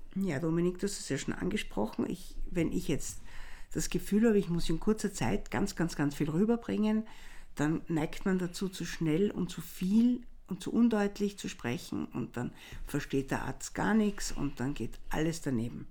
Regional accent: Vienna, Austria; wenn der Tiroler mich als Wienerin natürlich sofort in der ersten Sekunde hm. äh, erkennt

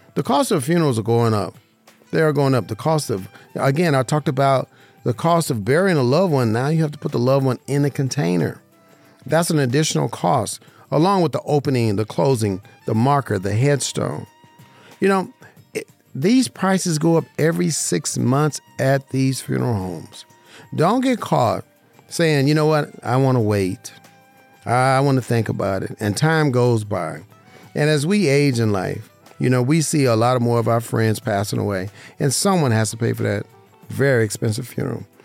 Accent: Las Vegas, Nevada, United States; growing up in Vegas, I played on baseball teams

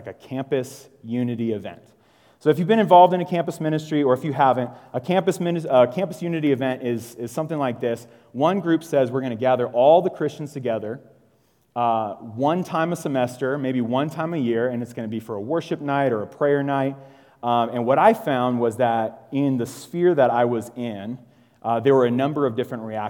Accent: Sacramento, California, United States; now in Tucson, United States; I grew up in Sacramento.

